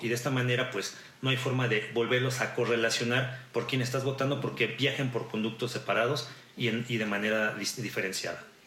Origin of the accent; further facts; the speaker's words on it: Mexico; como mexicanas o mexicanos tenemos